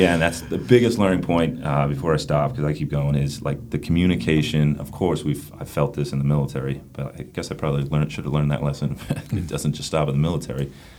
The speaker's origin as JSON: {"language": "English", "region": "Northeast", "country": "United States", "moved": "yes", "lives_now": "North Carolina, United States", "said": "I'm from the Northeast."}